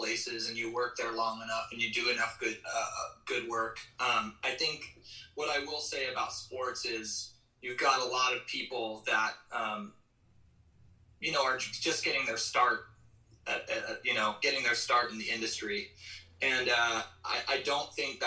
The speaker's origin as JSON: {"language": "English", "town": "Redmond", "region": "Washington", "country": "United States", "tie": "born or raised there", "said": "the city of Redmond, which is my hometown, Redmond, Washington"}